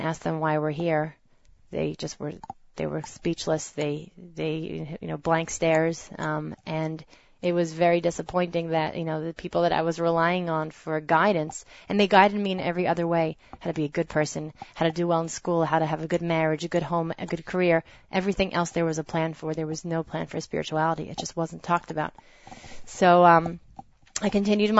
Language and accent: English; New Jersey, United States; I grew up in New Jersey, raised as a proud conservative Jew